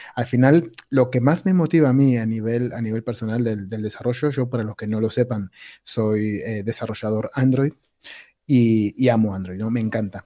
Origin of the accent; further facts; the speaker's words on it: Argentina; now in Spain; soy argentino, llevo muchos años en España